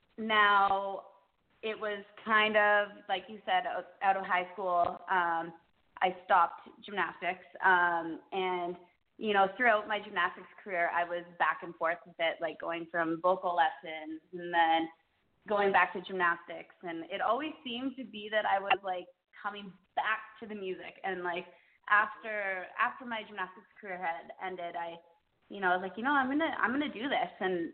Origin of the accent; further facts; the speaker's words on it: Canada; I started about four and a half years ago, back in Canada. I'm actually from Canada, and I was in a singing contest in a city called Edmonton